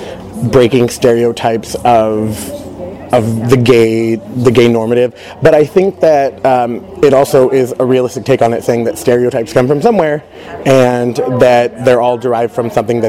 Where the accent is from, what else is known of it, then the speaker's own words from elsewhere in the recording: Santa Maria, California, United States; now in Irvine area, United States; I am originally from Santa Maria, California, moved down here to study vocal jazz performance